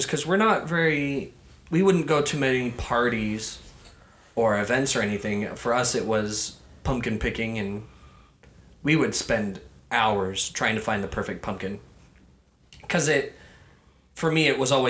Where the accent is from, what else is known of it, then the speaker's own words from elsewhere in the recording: Colorado, United States; now in Florida, United States; I'm also from Colorado